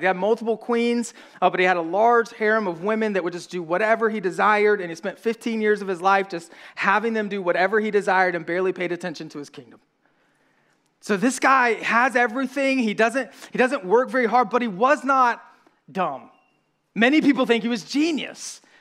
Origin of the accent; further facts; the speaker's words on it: the South, United States; accent: southern; we're from the South